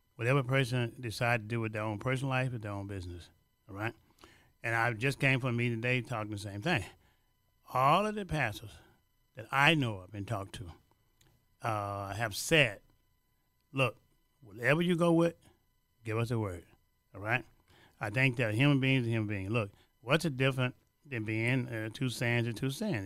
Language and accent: English; Louisiana, United States; now in Chicago, United States